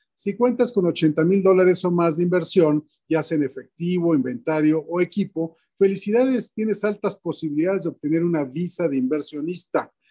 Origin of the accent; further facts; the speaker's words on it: Mexico; que soy mexicano